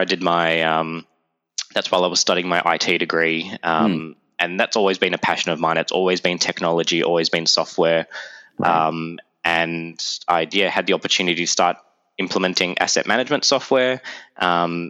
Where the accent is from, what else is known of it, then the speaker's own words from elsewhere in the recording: Melbourne, Victoria, Australia; accent: Aussie; moved away as an adult; now in Toronto, Canada; my Aussie accent